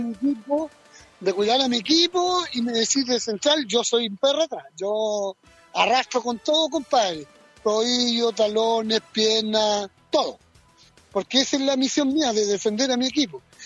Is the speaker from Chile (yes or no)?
yes; Chile; somos los chilenos